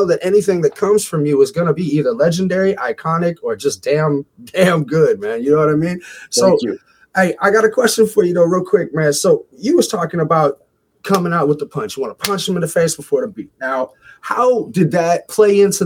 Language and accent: English; Indianapolis, Indiana, United States; moved away as an adult; now in Toronto, Canada; I'm from Indianapolis, bro. I'm Indianapolis.